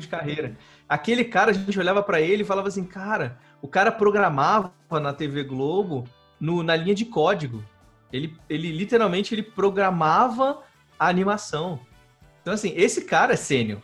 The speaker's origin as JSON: {"language": "Portuguese", "region": "Rio de Janeiro", "country": "Brazil", "said": "Eu sou carioca"}